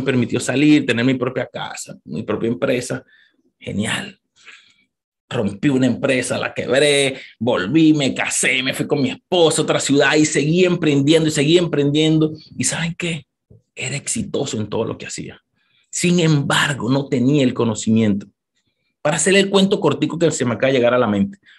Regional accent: Caracas, Capital District, Venezuela; moved away as an adult; also born or lived in Maracay, Venezuela / New York, United States; now in United States; Yo nací en Caracas, vengo de Caracas, Venezuela, no sé cuántos venezolanos hay aquí, en un barrio, en Catia, Caracas

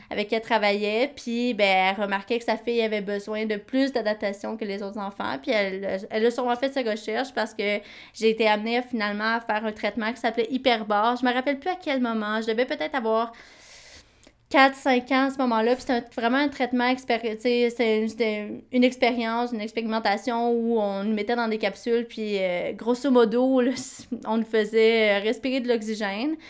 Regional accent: Quebec, Canada; j'ai grandi au Québec

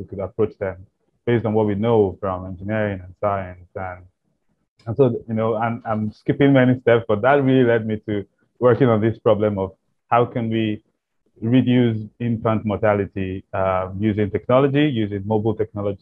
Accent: Nigeria; growing up in Nigeria

